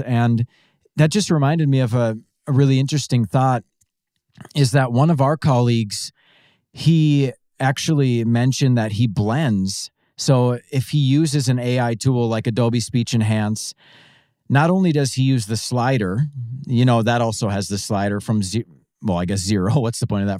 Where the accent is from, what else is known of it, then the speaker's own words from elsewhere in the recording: Pine City, Minnesota, United States; I am originally from a small town called Pine City, Minnesota